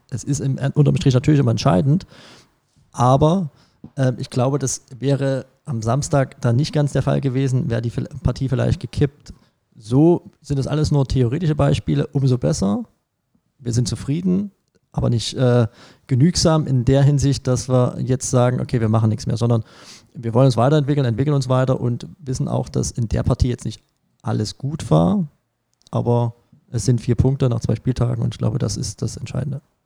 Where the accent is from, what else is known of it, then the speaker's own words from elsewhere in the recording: Glashütte, Saxony, Germany; also born or lived in Pirna / Liebenau; geboren in Pirna in der Tat, aber aufgewachsen in dem bezaubernden Glashütte